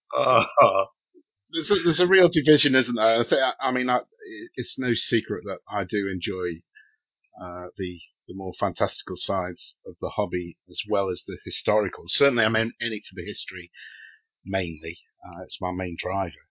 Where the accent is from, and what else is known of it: United Kingdom